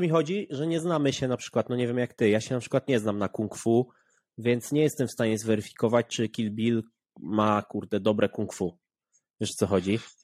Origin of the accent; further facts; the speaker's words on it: Poland; jestem z Polski